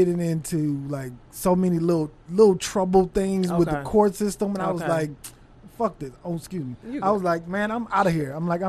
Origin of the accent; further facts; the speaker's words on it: Los Angeles, California, United States; moved away as an adult; now in Texas, United States; From L.A., from California.